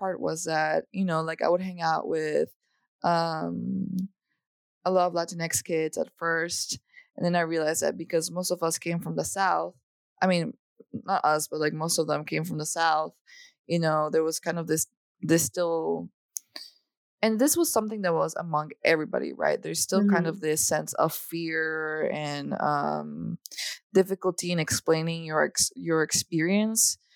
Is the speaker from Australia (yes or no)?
no; El Salvador; moved away as an adult; now in United States; I was born and raised in El Salvador, in Central America. So I was there, you know, till I was 18 years old. And I moved to the United States for college.